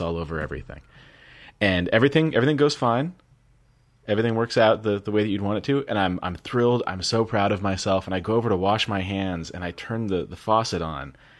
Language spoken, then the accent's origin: English; United States; being yelled at by a guy in French for being American